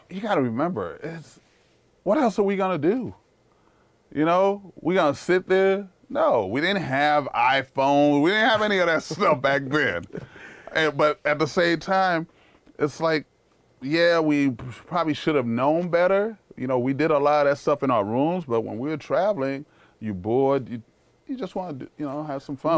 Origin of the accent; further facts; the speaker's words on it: New York City, New York, United States; accent: New York; also born or lived in Haiti; I grew up in Harlem around drug dealers